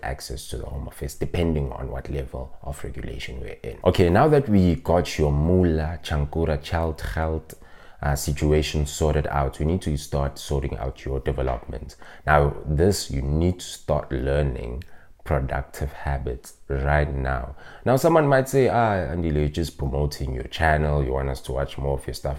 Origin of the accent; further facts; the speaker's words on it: South Africa; I'm from Ekasi, which we call a township